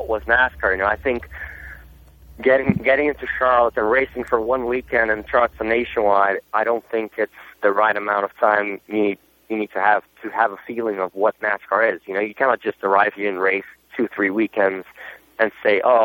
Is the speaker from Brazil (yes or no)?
yes; Brazil; first language Portuguese; English is a second language; also born or lived in Germany; now in United States; I wasn't even born in Brazil, to be honest. I was born in Germany, but my culture is really Brazilian. I was brought up in Brazil from my father, and it's my first language.